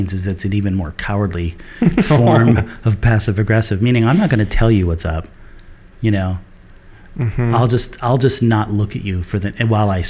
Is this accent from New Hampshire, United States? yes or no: yes; New Hampshire, United States; now in Portland, United States; I grew up in New England, in New mm-hmm. Hampshire